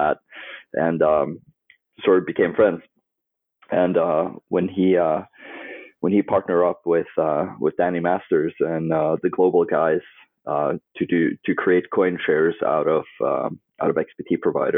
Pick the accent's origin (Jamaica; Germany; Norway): Norway; moved away as an adult; also born or lived in United States / Barcelona / London; I grew up in Norway, kind of in rural middle of nowhere